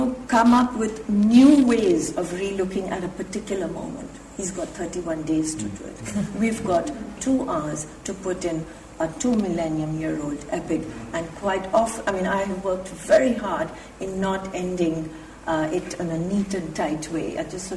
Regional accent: India; now in England; as an Indian

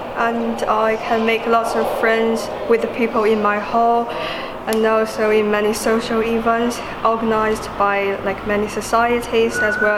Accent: China; now in London, United Kingdom; I'm from China

